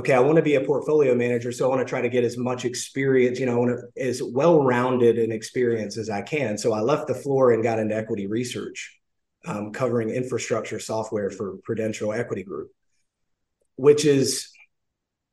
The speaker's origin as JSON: {"language": "English", "region": "the South", "country": "United States", "said": "I am from the South"}